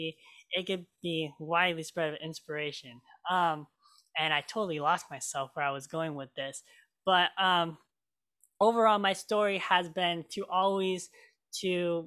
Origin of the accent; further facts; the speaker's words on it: Oregon, United States; also born or lived in Marshall Islands; I was born in the Marshall Islands, and I was adopted from my incredible parents, Kathy and Steve Hens. And I lived here in Oregon ever since.